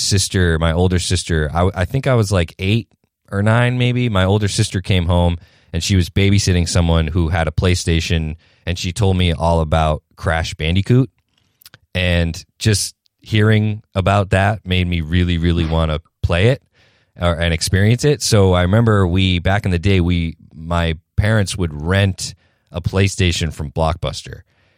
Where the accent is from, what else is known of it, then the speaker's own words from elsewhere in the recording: New Hampshire, United States; I am from New Hampshire, which is, as I had mentioned earlier to you guys, it's about 40 minutes outside of Boston. So that is where I'm based, in New England, not Old England.